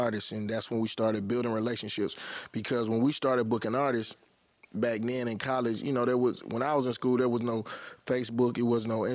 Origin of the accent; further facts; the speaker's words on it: East Point, Georgia, United States; also born or lived in Atlanta, Georgia; I was born in Grady, and then from there we moved to East Point. And damn. I grew up in East Point.